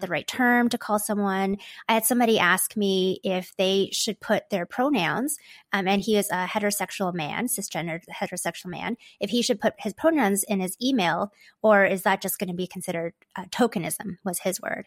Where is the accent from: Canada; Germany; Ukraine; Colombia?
Canada; Toronto, Ontario; also born or lived in Hong Kong; My parents and I moved here when I was just a baby. So I feel like I grew up in Canada, although technically I was an immigrant.